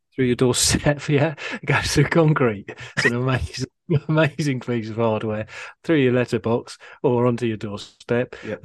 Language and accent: English; Harpenden, East of England, United Kingdom; Harpenden is my hometown